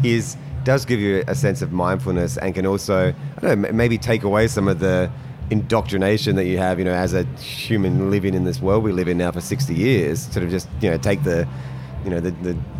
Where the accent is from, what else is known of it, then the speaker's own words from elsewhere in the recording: Adelaide, South Australia, Australia; as a kid growing up in Adelaide